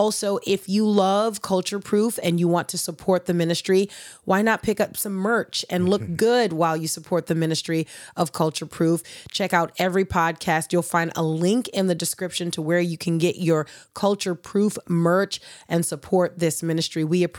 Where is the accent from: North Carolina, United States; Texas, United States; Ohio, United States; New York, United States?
Ohio, United States; I promise I'm from Ohio.